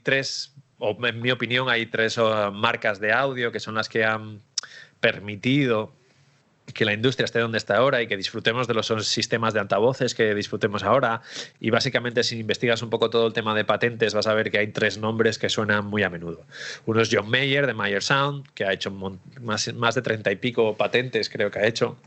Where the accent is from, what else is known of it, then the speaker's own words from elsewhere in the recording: Asturias, Spain; now in Barcelona, Spain; Allí en Asturias, sí. Sí, yo soy asturiano